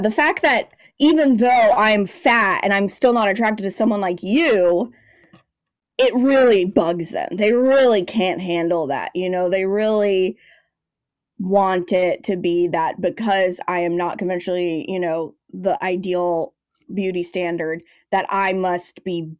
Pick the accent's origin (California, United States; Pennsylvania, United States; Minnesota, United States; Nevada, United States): California, United States; Los Angeles; And then I came to LA, which is my hometown. I basically just came home and kept going, kept doing the damn thing.